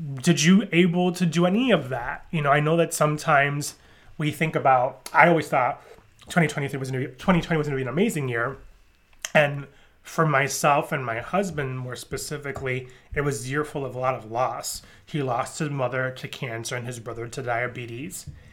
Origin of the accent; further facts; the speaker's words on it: New York, United States; I grew up in New York